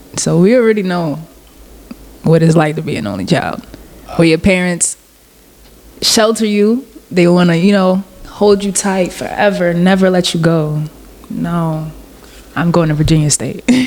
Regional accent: Guyana; technically Guyana is not in the Caribbean. I'm South American

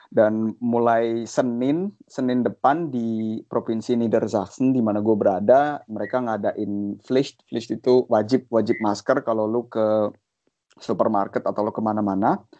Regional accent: Indonesia; apalagi kalau menurut gue kita orang Indo kita juga orangnya nggak nggak nggak gengsian ya

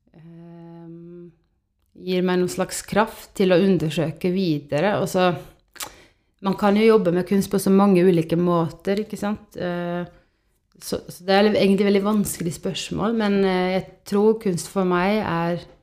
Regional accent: Estonia; now in Norway; jeg er oppvokst i Estland

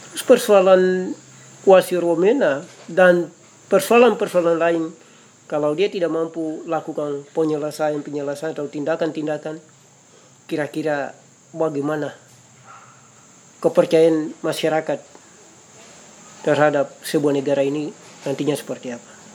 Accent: Papua, Indonesia; kami orang Papua

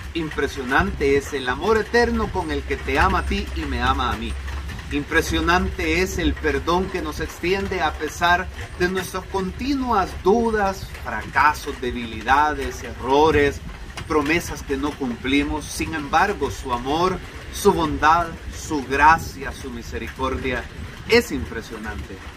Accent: El Salvador; Nosotros como salvadoreños

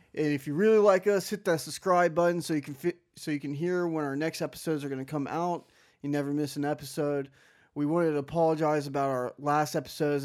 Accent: Houston, Texas, United States; now in San Antonio, United States; From Houston

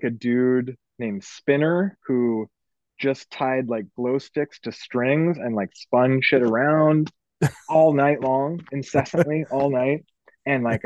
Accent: Newport, Oregon, United States; Newport. I grew up

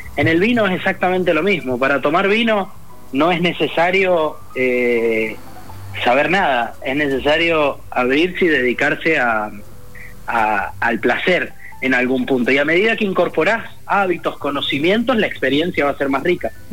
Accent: Mendoza, Argentina; la relación como mendocinos que tenemos con el vino

